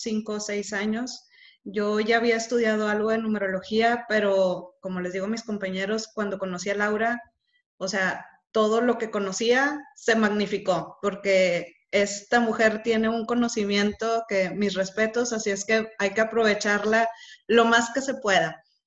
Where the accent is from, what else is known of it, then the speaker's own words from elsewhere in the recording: Monterrey, Nuevo León, Mexico; soy de Monterrey